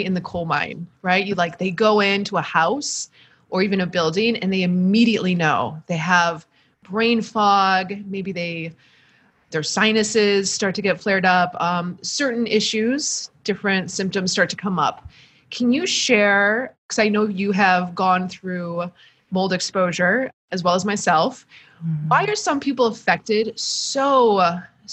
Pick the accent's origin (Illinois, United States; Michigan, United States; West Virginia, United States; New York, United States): Michigan, United States; I am also a Midwesterner from Michigan